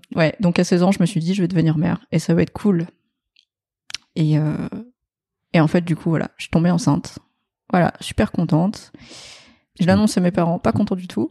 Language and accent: French; France; also born or lived in Vietnam; mes parents sont français